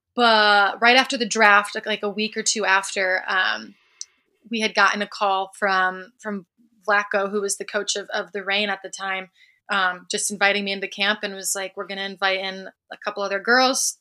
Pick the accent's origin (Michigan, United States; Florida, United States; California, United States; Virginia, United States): Michigan, United States; Hudsonville; moved away as an adult; also born or lived in Seattle; I'm from the West Side